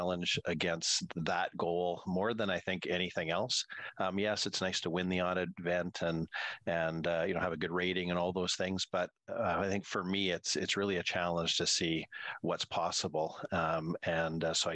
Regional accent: Prince George, British Columbia, Canada; as a kid, really, growing up in Prince George.

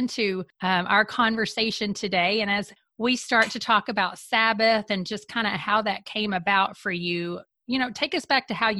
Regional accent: Kentucky, United States; moved away; also born or lived in Florida; after growing up in Kentucky, coming to a place where there's four seasons

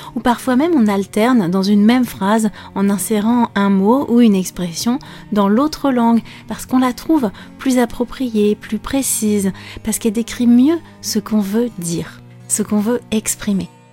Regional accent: France

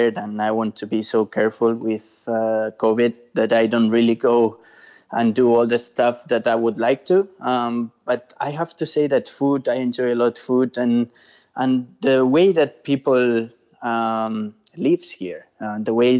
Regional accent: Spain; English is a second language; moved away as an adult; now in United States; I'm from Spain

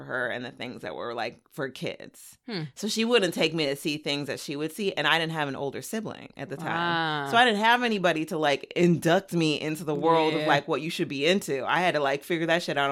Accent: Inland Empire, California, United States; I grew up in the Inland Empire

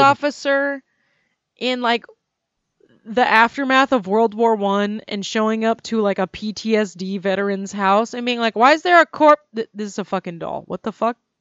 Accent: United States; I'm an American

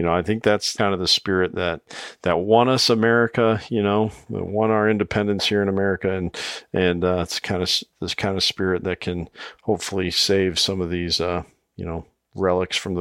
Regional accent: Iowa, United States; my home state, Iowa

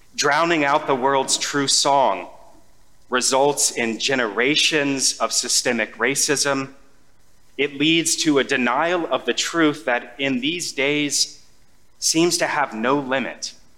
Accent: United States; We, as an American society

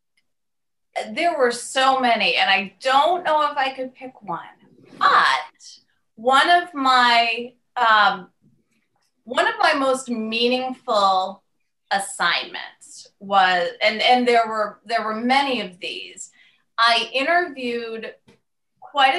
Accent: Maine, United States; moved away as an adult; back in my home state of Maine

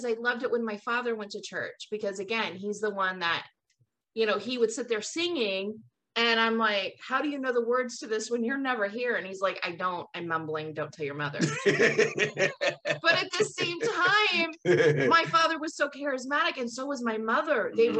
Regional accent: California, United States; Like, where I grew up in the Bay Area

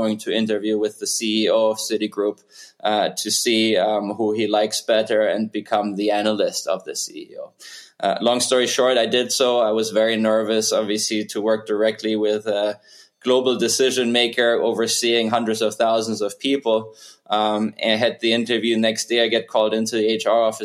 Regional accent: Germany; moved away as an adult; also born or lived in New York City; now in Lake Nona, United States; Born and raised in Germany, I have been in the U.S. for over 20 years now, came here in 2002 to attend Columbia University in New York City

